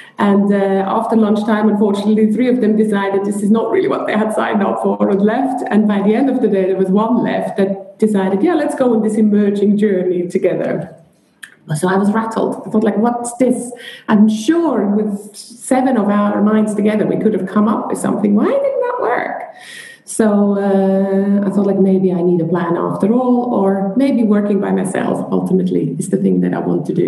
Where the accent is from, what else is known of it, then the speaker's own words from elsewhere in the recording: Switzerland; moved away as an adult; also born or lived in London; I'm originally from Switzerland